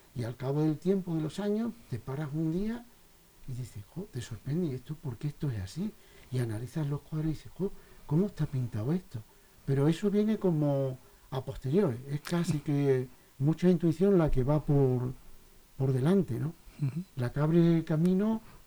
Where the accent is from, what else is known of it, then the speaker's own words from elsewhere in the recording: South, Spain; moved away; provengo del sur, por posiblemente toda esa, esta luz tan maravillosa de mi pueblo, pues correteando por ahí con mis amigos, se me colaría dentro en mi infancia